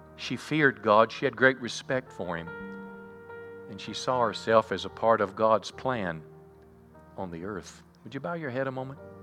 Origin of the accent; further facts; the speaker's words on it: United States; also born or lived in Bowie County, Texas; as an American, as just an insignificant voter in Bowie County